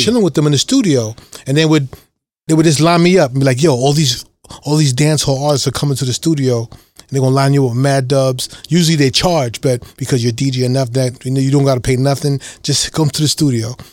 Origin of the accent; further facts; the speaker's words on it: New York City, New York, United States; I grew up in Lower East Side, Harlem, and then Brooklyn